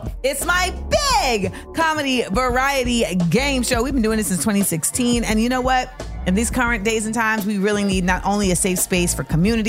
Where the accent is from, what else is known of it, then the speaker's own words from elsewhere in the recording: United States; for me as an American taxpaying citizen